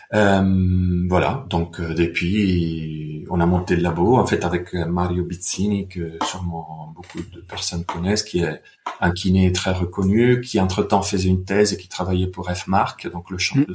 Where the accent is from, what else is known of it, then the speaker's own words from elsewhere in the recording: Bergamo, Lombardy, Italy; moved away; je viens d'Italie, de Bergame